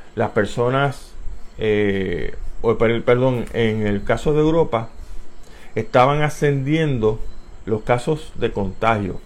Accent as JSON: {"language": "Spanish", "town": "San Juan", "country": "Puerto Rico", "tie": "born or raised there", "also_born_or_lived": "Tallahassee, Florida", "moved": "yes", "said": "soy nacido en Barrio Obrero, Puerto Rico, el 31"}